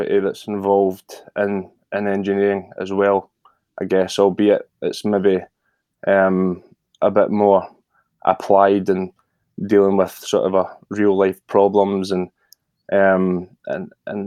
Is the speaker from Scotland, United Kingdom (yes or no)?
yes; Scotland, United Kingdom; I'm from Scotland